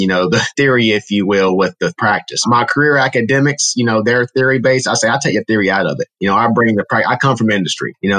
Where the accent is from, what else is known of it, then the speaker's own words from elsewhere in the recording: Asheboro, North Carolina, United States; I grew up in Ashburn, North Carolina, small town in North Carolina